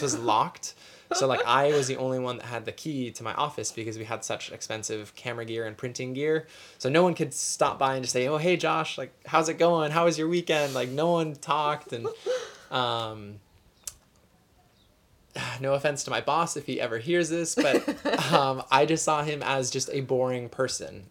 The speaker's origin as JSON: {"language": "English", "region": "Arizona", "country": "United States", "tie": "born or raised there", "moved": "as an adult", "lives_now": "Honolulu, United States", "said": "born and raised in Arizona"}